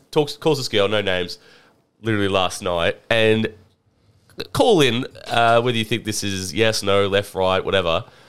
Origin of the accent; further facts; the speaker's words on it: Australia; Like we're all born in Australia.